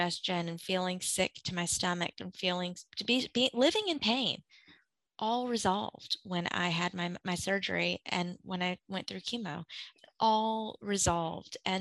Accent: Gulf Coast of Mississippi, United States; moved away; I grew up on the Gulf Coast of Mississippi, and I'm a Katrina refugee. And I went through that at 11.

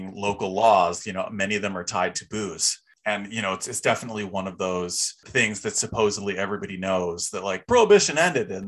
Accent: Chicago, Illinois, United States; moved away; I'm from Chicago originally

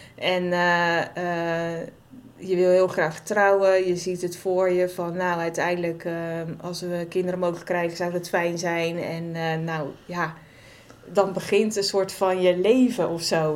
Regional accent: Waddinxveen, South Holland, Netherlands; also born or lived in Gouda; kom uit Wanningsveen oorspronkelijk. En daar heb ik ongeveer gewoond tot mijn twintigste.

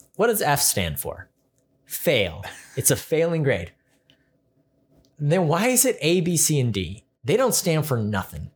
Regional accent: California, United States; also born or lived in Rexburg, Idaho; I'm from California

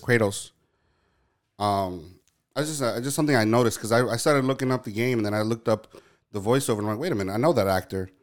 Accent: New York, United States; I was born and raised in New York

